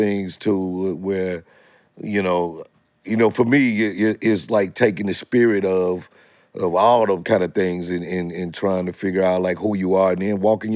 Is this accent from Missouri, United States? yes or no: yes; St. Louis, Missouri, United States; moved away; I came from St. Louis